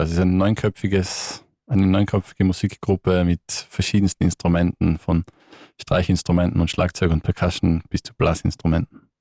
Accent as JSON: {"language": "German", "region": "Tyrol", "country": "Austria", "moved": "as an adult", "lives_now": "London, United Kingdom", "said": "komme ursprünglich aus Tirol"}